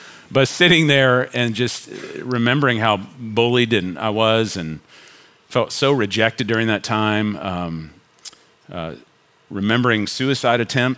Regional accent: Richardson, Texas, United States; also born or lived in Chicago / Denton / Flower Mound; I was born in Chicago, but I was raised in Richardson

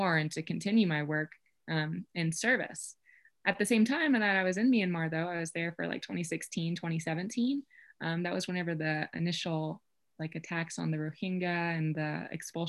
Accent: Kentucky, United States; moved away as an adult; now in Colorado, United States; I'm from Kentucky, so I think That's just how I learned to say it. I grew up in the Appalachian Mountains

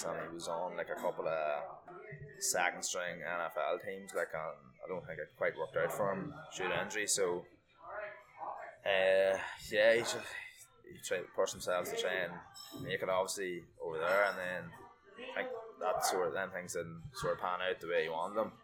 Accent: South Armagh, Northern Ireland, United Kingdom; accent: South Armagh; I've lived here all my life

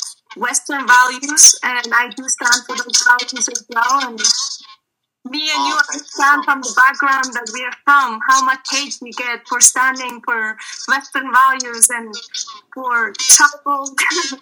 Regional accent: Afghanistan; I am from Afghanistan.

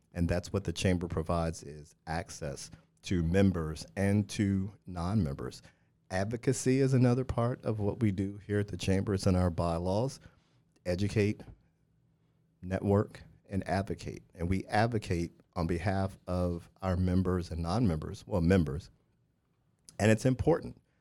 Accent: Missouri, United States; moved away; I grew up in Missouri

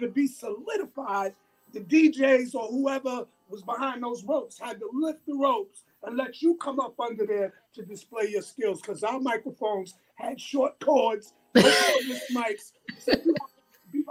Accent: New York City, New York, United States; where I grew up in Laurelton

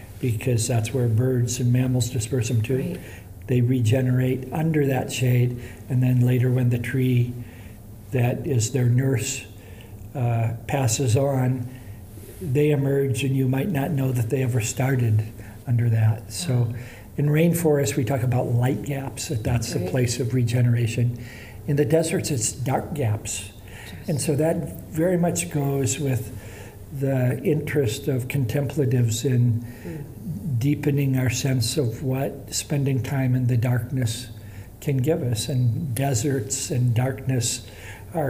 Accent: Indiana, United States; moved away as an adult; I grew up in the Indiana sand dunes

